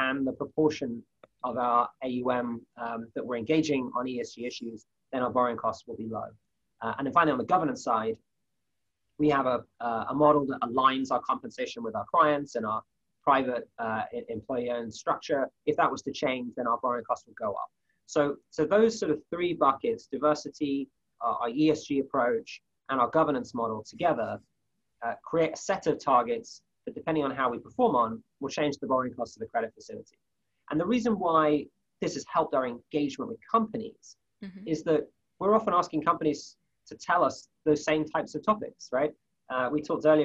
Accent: United Kingdom; moved away as an adult; now in United States; As a Brit who's been in the US for a few years now

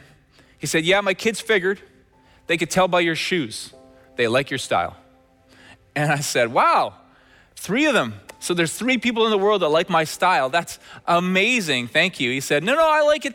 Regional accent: Red Deer, Alberta, Canada; moved away; my days growing up in Red Deer, Alberta

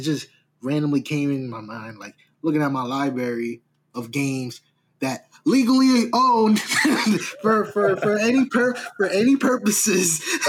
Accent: New York, United States; me as a New Yorker

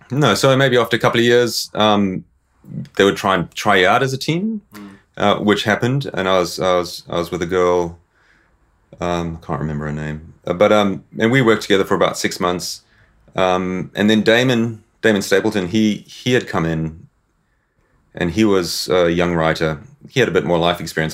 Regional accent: South Africa; moved away as an adult; also born or lived in Zimbabwe; I was born in Zimbabwe. Sort of moved to South Africa when I was uh, sort of about ten years old. Sort of grew up on a farm.

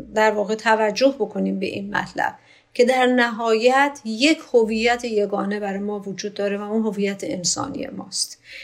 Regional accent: Iran; من ایرانی هستم

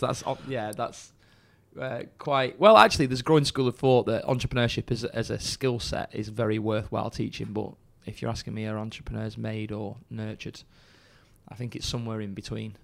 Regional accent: Chorley, North West England, United Kingdom; I'm from Chorley originally

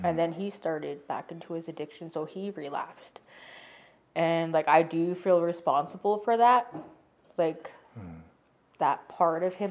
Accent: Canada; moved away; I'm from Sturgeon Lake.

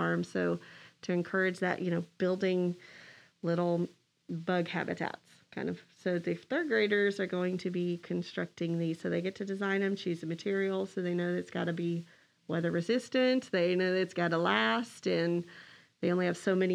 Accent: Texas, United States; we're from Texas

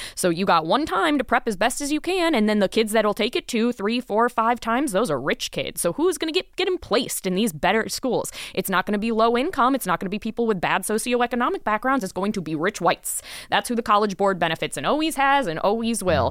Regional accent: Florida, United States; moved away; I'm from Florida. I lived in Florida for many, many

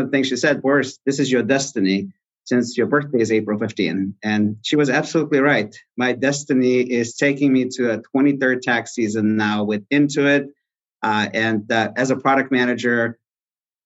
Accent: Russia; now in Texas, United States; I was born in Russia

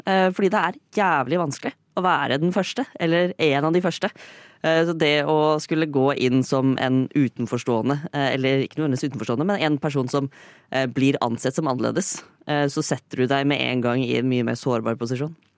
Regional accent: Fredrikstad, Østfold, Norway; jeg er fra Fredrikstad.

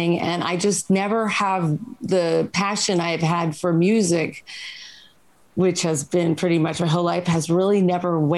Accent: New York City, New York, United States; now in Los Angeles, United States; I'm from New York and I grew up with a lot of different

